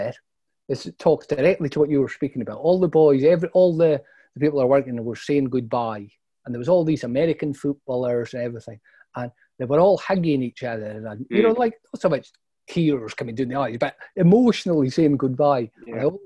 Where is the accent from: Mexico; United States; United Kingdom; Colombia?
United Kingdom; Brora, Scotland; Brora in the Highlands